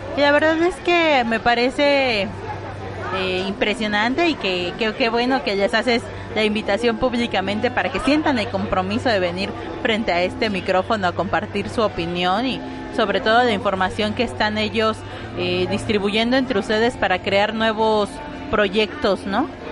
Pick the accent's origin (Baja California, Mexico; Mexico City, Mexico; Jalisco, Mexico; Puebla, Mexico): Mexico City, Mexico; nací siendo un albur en la Ciudad de México